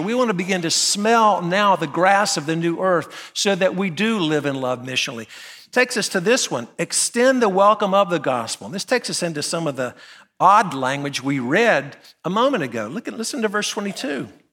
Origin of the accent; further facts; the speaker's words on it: Graham, North Carolina, United States; moved away as an adult; now in Nashville, United States; I'm from a little town called Graham, North Carolina